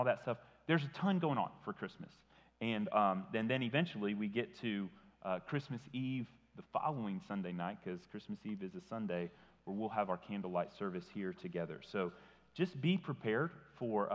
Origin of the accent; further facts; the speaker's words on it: Tennessee, United States; I grew up in Tennessee, but my family always lived in Indiana